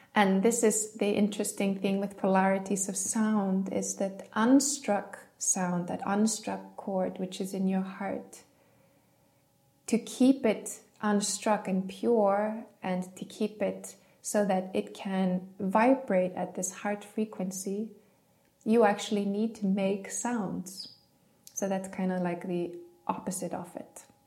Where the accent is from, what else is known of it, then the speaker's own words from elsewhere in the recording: Iceland; growing up in Iceland